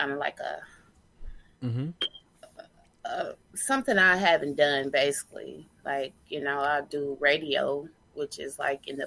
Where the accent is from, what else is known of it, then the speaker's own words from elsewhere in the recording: Kansas City, Kansas, United States; also born or lived in Tacoma, Washington / St. Joseph, Missouri; I'm from Washington State, Tacoma, but I was raised here in Kansas City, Kansas.